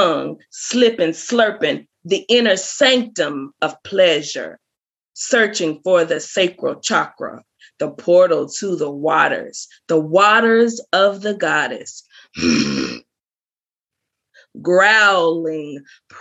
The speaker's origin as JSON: {"language": "English", "region": "the South", "country": "United States", "also_born_or_lived": "Biloxi, Mississippi", "said": "I'm from the South"}